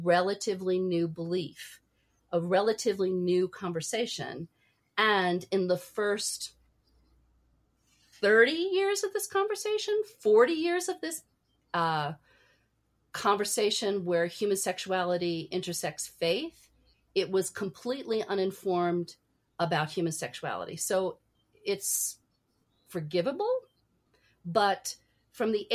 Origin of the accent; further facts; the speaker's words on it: New York City, New York, United States; I was born in New York City